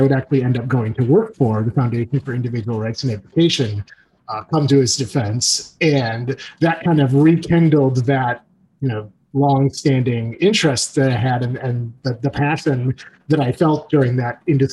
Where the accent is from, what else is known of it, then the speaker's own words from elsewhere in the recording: Skokie, Illinois, United States; I grew up in Skokie, Illinois